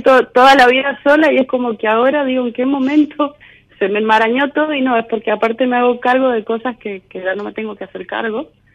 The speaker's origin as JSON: {"language": "Spanish", "region": "Mendoza", "country": "Argentina", "said": "Yo soy de Mendoza"}